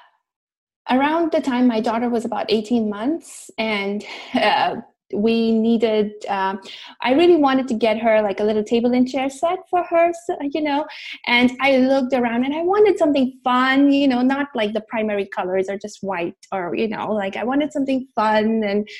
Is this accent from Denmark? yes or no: no; India; now in Orange County, United States; I was born and brought up in India